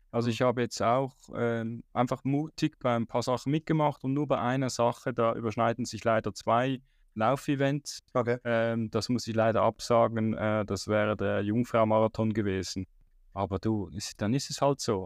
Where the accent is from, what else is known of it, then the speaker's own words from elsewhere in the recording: Switzerland; ich als Schweizer